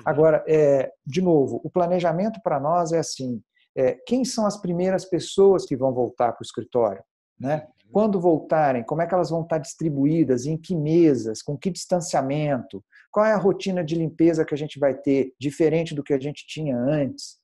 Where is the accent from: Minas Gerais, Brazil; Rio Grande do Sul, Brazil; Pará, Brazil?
Minas Gerais, Brazil; Passos; now in São Paulo, Brazil; sou mineiro, uh, de uma cidade pequena chamada Passos, e saí de lá